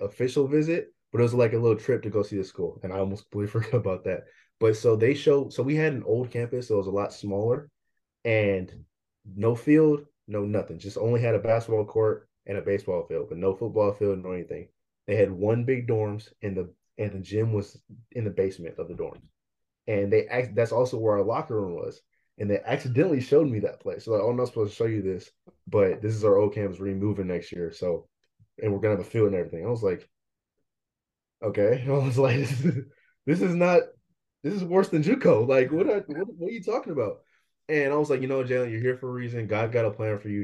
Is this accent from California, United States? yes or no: yes; Bay Area, Northern California, United States; also born or lived in Vallejo, California / Fairfield, California / Concord, California / Pittsburg, California; I'm from the Bay Area, which is in California, Northern California. Um, I moved all around, so I just tell everyone I'm just from the Bay. I was born in Vallejo